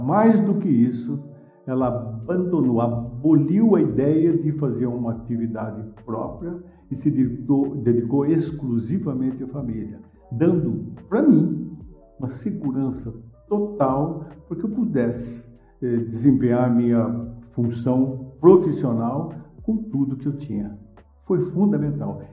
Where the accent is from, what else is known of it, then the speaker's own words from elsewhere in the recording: Atibaia, São Paulo, Brazil; Eu sou nascido aqui em Atibaia